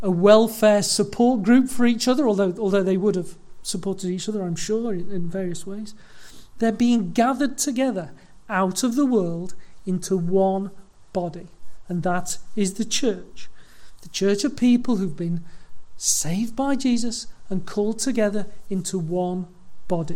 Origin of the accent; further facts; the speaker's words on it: Leeds, Yorkshire and the Humber, United Kingdom; I was born in Leeds